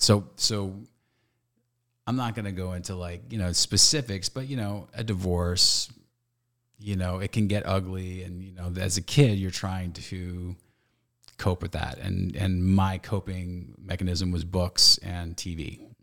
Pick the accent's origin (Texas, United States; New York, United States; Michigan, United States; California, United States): California, United States; Stockton; I grew up in Stockton, California, Northern California